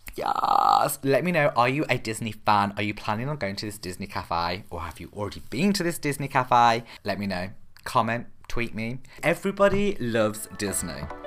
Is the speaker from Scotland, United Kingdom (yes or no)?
no; Birmingham, West Midlands, United Kingdom; I'm actually from Birmingham in the U K